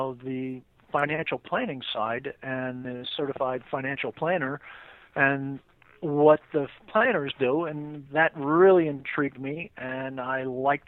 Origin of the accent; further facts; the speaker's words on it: New York City, New York, United States; I grew up in Queens, which I say Queens is one of the five boroughs of New York City